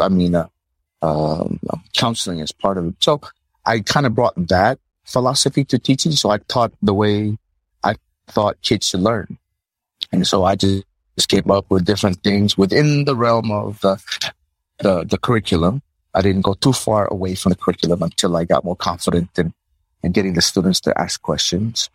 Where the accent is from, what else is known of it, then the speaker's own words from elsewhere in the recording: New Jersey, United States; moved away as an adult; now in Palau; that's where I grew up in New Jersey